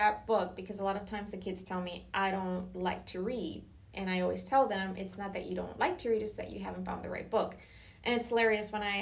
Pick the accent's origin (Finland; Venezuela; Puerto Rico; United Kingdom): Puerto Rico; now in Florida, United States; I grew up in Puerto Rico